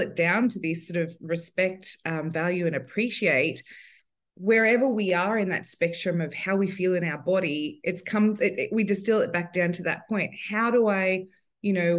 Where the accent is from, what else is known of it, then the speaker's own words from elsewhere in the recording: Sydney, New South Wales, Australia; I'm from Sydney. New South Wales.